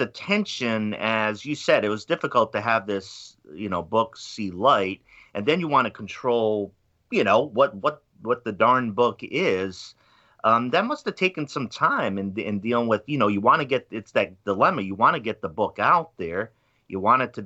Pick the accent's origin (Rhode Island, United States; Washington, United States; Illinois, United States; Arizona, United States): Rhode Island, United States; Pawtucket; I'm from Pawtucket, Rhode Island